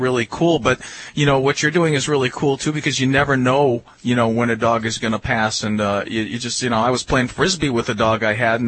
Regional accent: New York, United States; I'm from New York

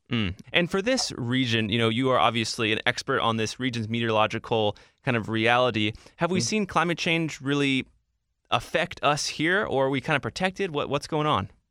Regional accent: Washington, District of Columbia, United States; I grew up in DC and I'm back here.

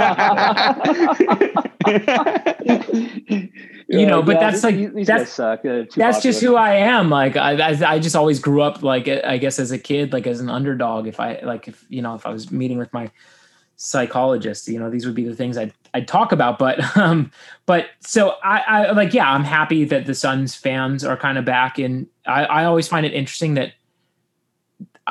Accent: Phoenix, Arizona, United States; moved away; someone who grew up in Phoenix

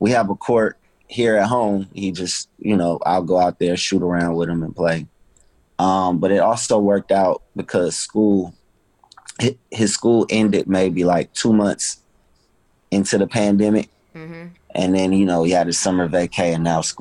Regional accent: Los Angeles, California, United States; also born or lived in New Orleans, Louisiana; I'm from

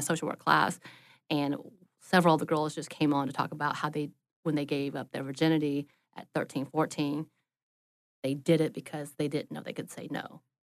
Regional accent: the South, Southern United States, United States; as a Southerner, I am taught to please others

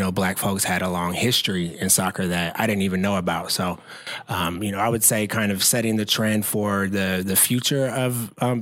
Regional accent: Oakland, California, United States; I'm from Oakland, California

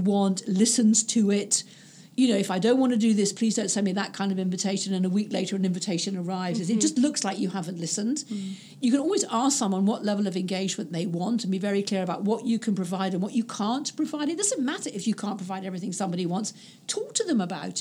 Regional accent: United Kingdom; being British

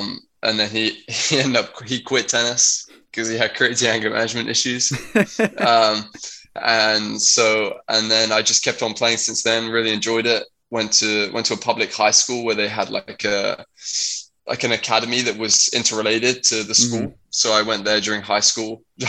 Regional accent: London, Surrey, South East England, United Kingdom; moved away as an adult; So I grew up in London, in a county called Surrey, with my parents and my two older brothers. So I was the youngest, and I mean I've lived there my whole life.

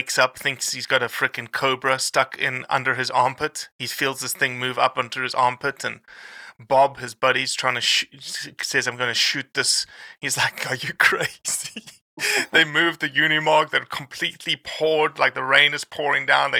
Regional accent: Brazil; I was born in Brazil

